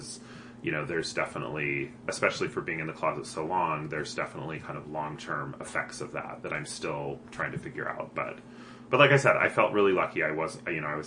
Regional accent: Provo, Utah, United States; I grew up in Provo

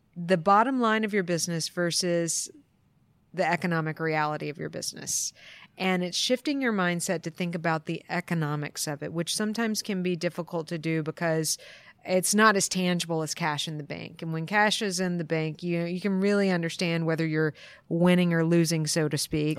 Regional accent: East Coast of the U.S., United States; moved away as an adult; now in Portland, United States; I grew up on the East Coast of the U.S. and um, moved to Portland 15 years ago

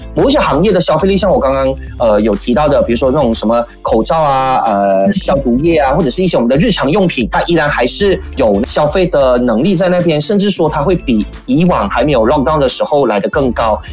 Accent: Malaysia; 却没有我们马来西亚人想要去做的

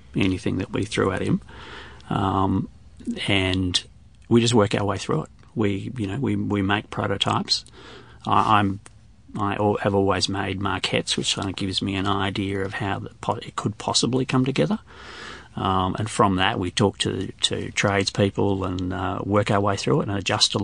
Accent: Australia; we're all Australian

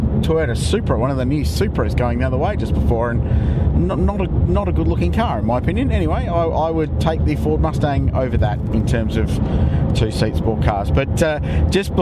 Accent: Adelaide, South Australia, Australia; Yep, I'm from Adelaide.

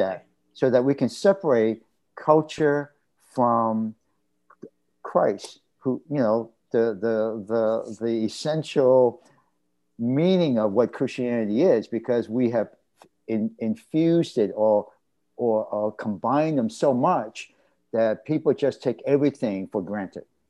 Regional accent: Boston, Massachusetts, United States; male Chinese American, uh, growing up in Roxbury, which uh, uh, is uh, part of a Boston neighborhood

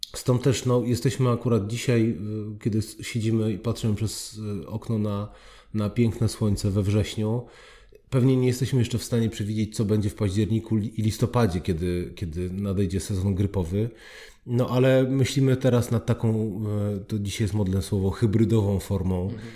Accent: Oświęcim, Lesser Poland, Poland; pochodzę z Oświęcimia

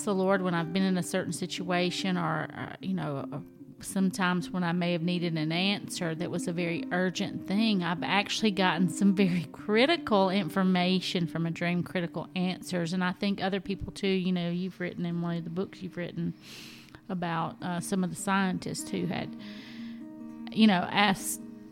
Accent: the South, United States; I'm from the South

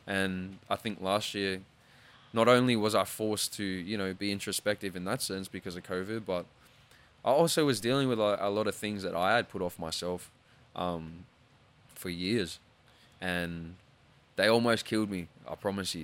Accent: Australia; being Australian

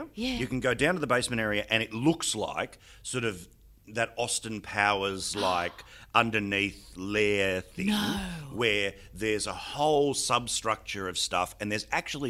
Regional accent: Australia; But, of course, I'm little Aussie battler who doesn't get mentioned in the Parliament.

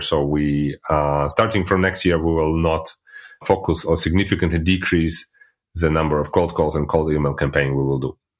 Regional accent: Russia; moved away as an adult; now in Germany; I'm originally coming from Russia, but living in Germany since, like, already eighteen years

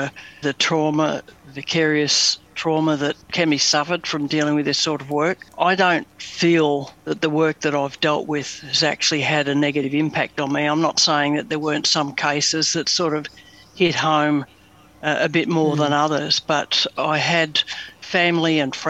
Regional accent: Melbourne, Victoria, Australia; I was born in East Bentley in Melbourne, and apart from a few address changes around the suburbs of Melbourne, lived most of my younger days in Macleod.

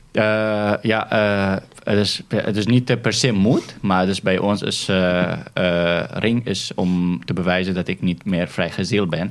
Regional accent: Syria; now in Netherlands; wij als Syriërs

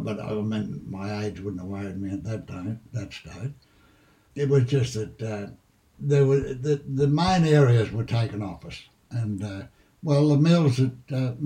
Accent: Pilliga Forest area, New South Wales, Australia; I went to school in Caneville.

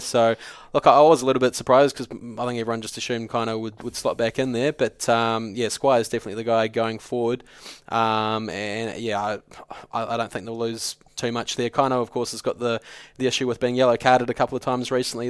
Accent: New Zealand; I'm a New Zealander

